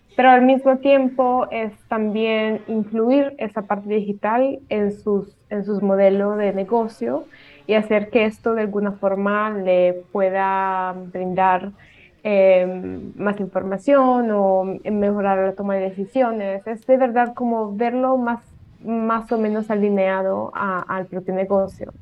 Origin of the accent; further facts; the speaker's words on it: Italy; Spanish is a second language; moved away as an adult; also born or lived in Colombia; yo soy italiana y bueno, como pueden escuchar, eh, el español no es mi primer idioma